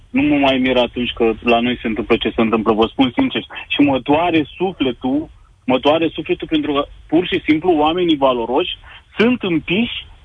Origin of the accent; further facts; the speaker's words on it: Romania; moved away as an adult; now in Germany; Nu mai locuiesc de 9 ani în România